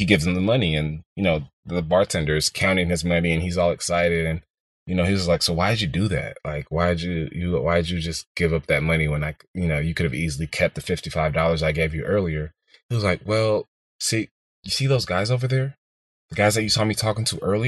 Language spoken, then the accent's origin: English; Houston, Texas, United States; also born or lived in Boston, Massachusetts; I grew up in the heart of Houston, Texas.